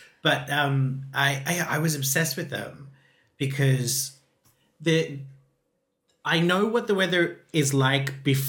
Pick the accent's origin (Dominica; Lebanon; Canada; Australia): Australia; Queensland; in Australia, that's the weather in my hometown